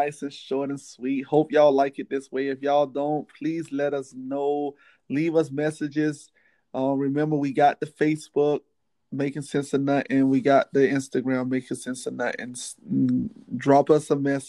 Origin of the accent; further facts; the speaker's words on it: Miami, Florida, United States; I'm from Miami.